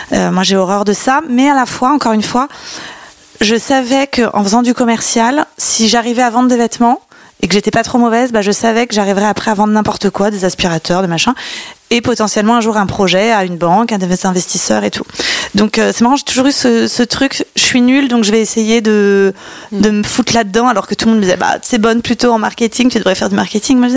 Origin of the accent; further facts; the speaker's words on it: Ville-d'Avray, Île-de-France, France; comme je venais d'ailleurs de Ville d'Avray, qui est entre, coincée, une petite ville entre Saint-Cloud et Sèvres, j'avais le choix d'aller ou au lycée de Sèvres ou au lycée de Saint-Cloud.